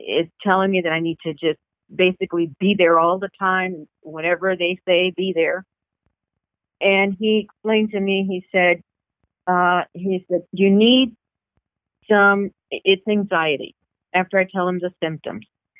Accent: Corpus Christi, Texas, United States; born or raised there; moved away as an adult; now in The Woodlands, United States

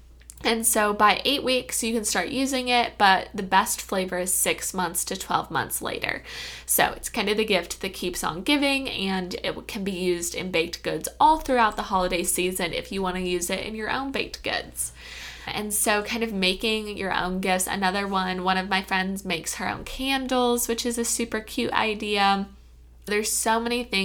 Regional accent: Kentucky, United States; I'm from Kentucky

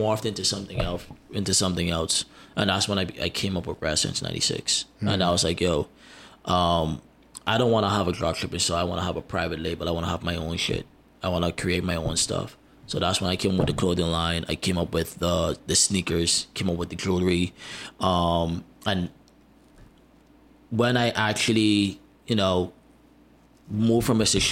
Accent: Bahamas; also born or lived in United States; I'm American Bahamian

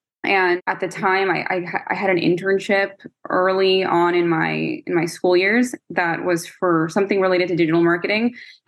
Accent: New Jersey, United States; moved away as an adult; also born or lived in Manhattan, New York / Arizona; I'm originally from the East Coast. I'm born and raised Jersey, but I lived between Jersey and Manhattan until I was 23.

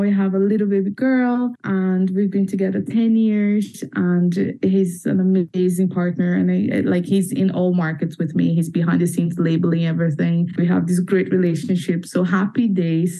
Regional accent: Brazil; moved away as an adult; now in Belfast, United Kingdom; I am 31. I'm from Brazil.

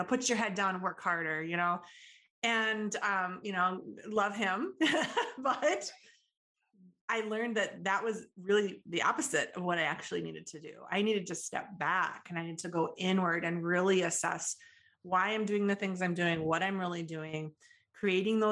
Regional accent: Midwest, United States; I'm from the Midwest, and I kind of blame it on Midwest work ethic a little bit

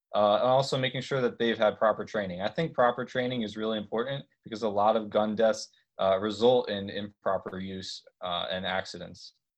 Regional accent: Harrisburg, Pennsylvania, United States; I'm originally from Harrisburg, Pennsylvania

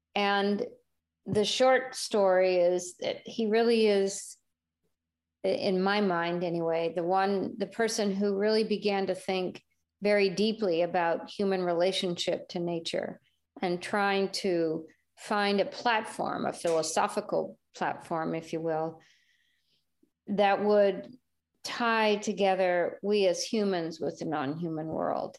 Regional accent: California, United States; moved away as an adult; also born or lived in Venezuela; as a Californian

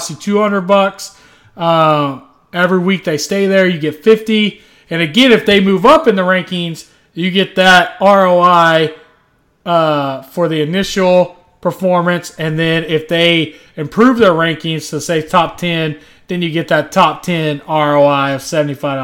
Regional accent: Texas, United States; I'm an American-born, Texas-bred patriot

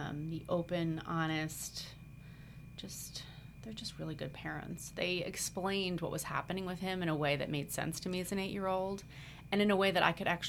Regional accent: New Jersey, United States; born and raised in South Jersey

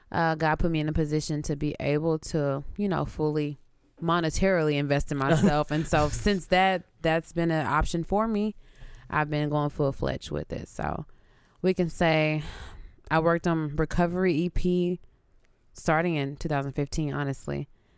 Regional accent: Houston, Texas, United States; moved away; But yeah, I'm originally from Houston, Texas. I moved here maybe a few years ago.

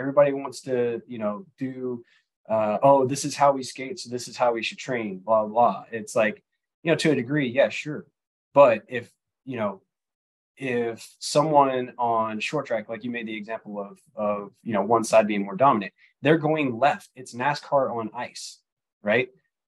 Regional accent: Mississippi, United States; So I'm originally from Mississippi. The accent is a little bit gone because I haven't been there and lived there in a while, but you know, I'm from Mississippi.

